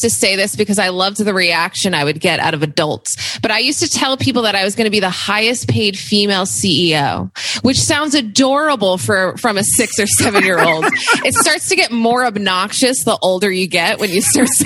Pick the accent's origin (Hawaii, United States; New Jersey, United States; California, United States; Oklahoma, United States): New Jersey, United States; also born or lived in New York City; I grew up in New Jersey